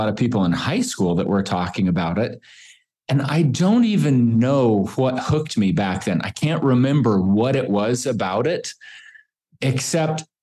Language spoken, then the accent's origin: English; Boise, Idaho, United States; I grew up here in Boise